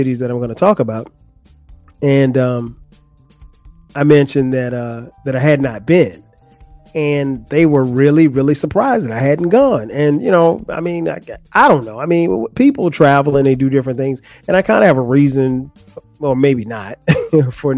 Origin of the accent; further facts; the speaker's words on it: the South, United States; I'm from the South.